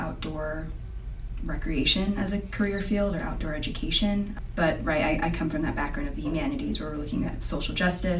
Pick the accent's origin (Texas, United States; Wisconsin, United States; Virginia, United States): Virginia, United States; Fredericksburg; moved away as an adult; also born or lived in Richmond, Virginia; now in Utah, United States; I grew up in Fredericksburg, Virginia